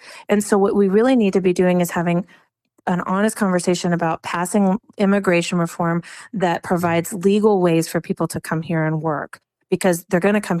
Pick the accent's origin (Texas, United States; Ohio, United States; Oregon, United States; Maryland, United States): Texas, United States; it's really frustrating as a Texan. You know, I'm a lifelong Texan.